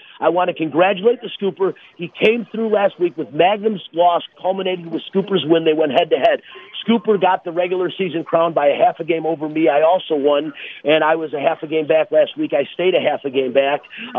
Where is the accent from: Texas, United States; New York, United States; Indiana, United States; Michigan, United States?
Michigan, United States; Detroit; I'm from Detroit. I'm allowed to be.